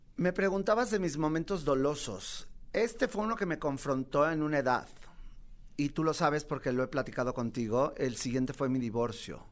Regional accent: Mexico; also born or lived in New York, United States; vengo de Mexicalpan de las Tunas

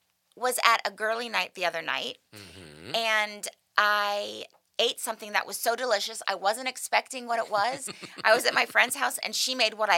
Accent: Malibu, California, United States; I grew up in Malibu

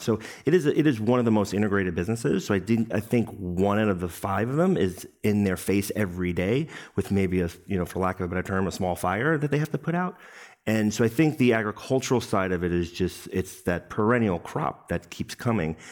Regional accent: New York City, New York, United States; my hometown, Brooklyn, New York

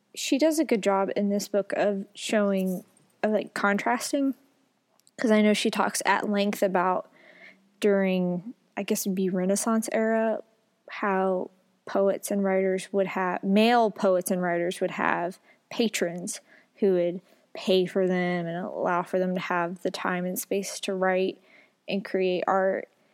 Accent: the South, United States; Growing up in the South

